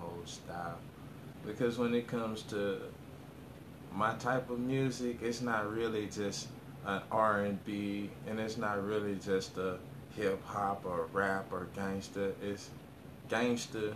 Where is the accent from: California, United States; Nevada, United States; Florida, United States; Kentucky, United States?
Florida, United States; Orlando; I'm from Orlando, Florida, born and raised